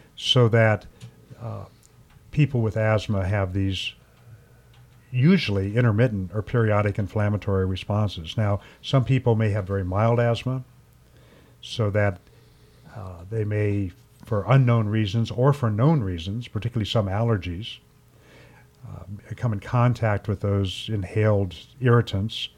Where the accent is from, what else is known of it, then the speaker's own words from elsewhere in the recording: Ohio, United States; growing up in Ohio